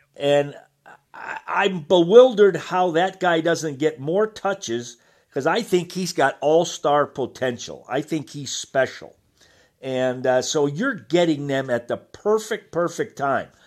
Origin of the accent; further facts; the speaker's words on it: Massachusetts, United States; I grew up in Massachusetts